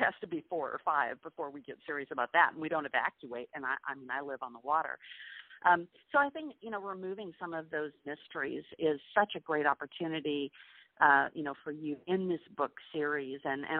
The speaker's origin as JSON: {"language": "English", "town": "Milwaukee", "region": "Wisconsin", "country": "United States", "tie": "born or raised there", "also_born_or_lived": "Dallas / Atlanta", "moved": "yes", "lives_now": "St. Petersburg, Florida, United States", "said": "I grew up in Milwaukee, where, you know, like it snows from essentially from October through April."}